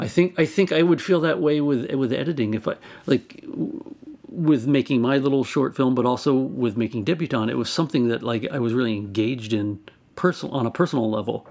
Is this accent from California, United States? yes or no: yes; Albany, California, United States; my hometown of Albany, California.